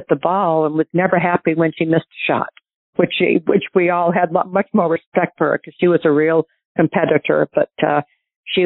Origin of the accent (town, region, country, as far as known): New Hampshire, United States; born or raised there